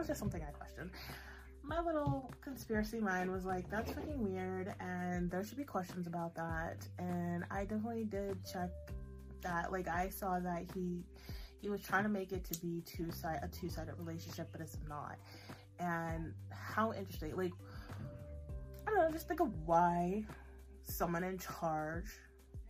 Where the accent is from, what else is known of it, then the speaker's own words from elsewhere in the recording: United States; as an American